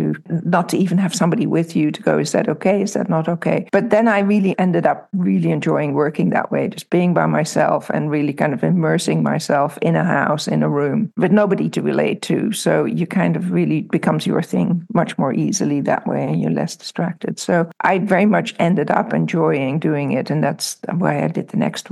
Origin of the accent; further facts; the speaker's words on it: Amsterdam, North Holland, Netherlands; moved away; also born or lived in Milford, Pennsylvania / New York City; I grew up in Amsterdam, so I didn't really grow up in the country.